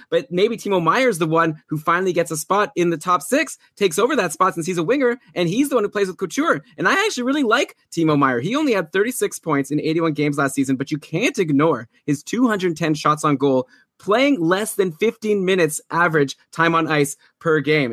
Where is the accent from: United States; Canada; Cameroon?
Canada; We're Canadian